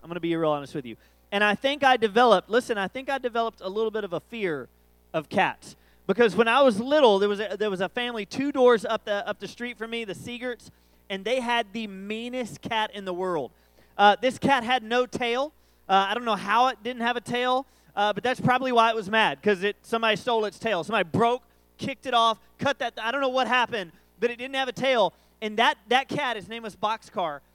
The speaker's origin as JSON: {"language": "English", "town": "College Station", "region": "Texas", "country": "United States", "tie": "born or raised there", "said": "I'm from Aggieland"}